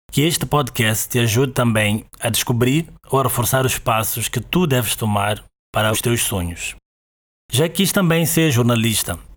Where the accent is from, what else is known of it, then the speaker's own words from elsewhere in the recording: Maputo, Maputo City, Mozambique; Eu sou de Maputo, Moçambique, e é daqui onde te falo agora.